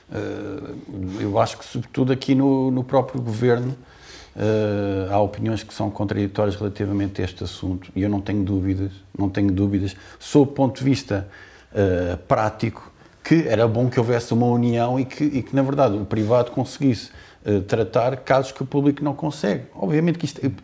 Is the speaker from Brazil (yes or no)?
no; Portugal; Nós somos portugueses.